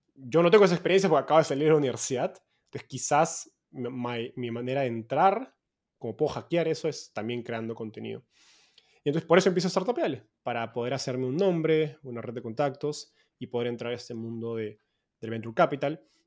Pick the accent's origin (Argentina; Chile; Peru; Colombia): Peru; moved away as an adult; also born or lived in Mexico; now in San Francisco, United States; soy peruano, vivo en San Francisco hace poco más de un año, después de haber estado yendo cada vez más al norte desde Perú a México y ahora a Estados Unidos.